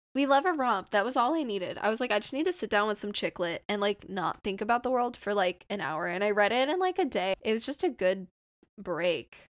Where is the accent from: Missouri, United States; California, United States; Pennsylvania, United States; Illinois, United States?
California, United States; Southern; I'm from Southern California, if you couldn't tell from my voice.